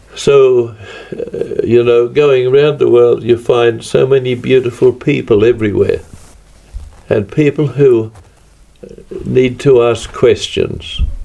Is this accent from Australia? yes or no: yes; Australia; From Australia